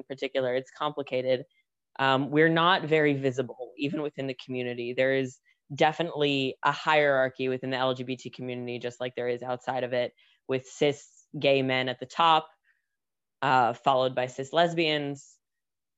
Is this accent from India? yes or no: no; Israel; also born or lived in United States; I was born in the United States. I've spent almost my entire life in Israel. We made Aliyah when I was still a baby